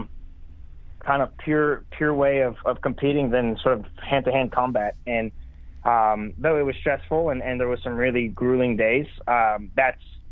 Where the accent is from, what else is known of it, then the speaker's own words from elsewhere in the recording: Montreal, Quebec, Canada; moved away as an adult; now in Nashville, United States; I grew up in Montreal, Quebec, in Canada.